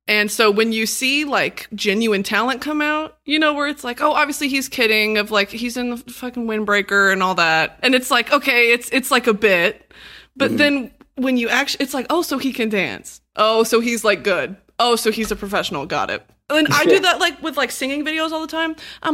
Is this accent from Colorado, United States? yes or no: no; Texas, United States; now in Los Angeles, United States; Hell no. I moved from Texas.